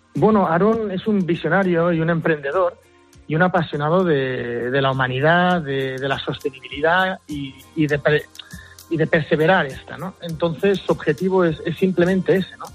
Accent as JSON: {"language": "Spanish", "area": "Mallorca", "region": "Balearic Islands", "country": "Spain", "said": "soy mallorquín, ¿no? padre mallorquín y madre inglesa"}